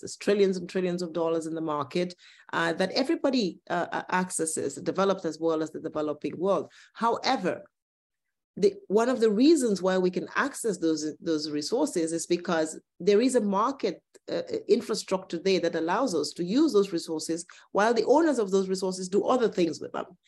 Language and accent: English; Cameroon; I come from Cameroon